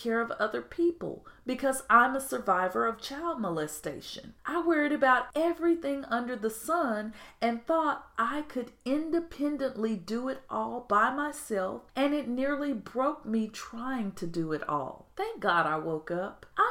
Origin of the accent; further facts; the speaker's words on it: United States; I'm American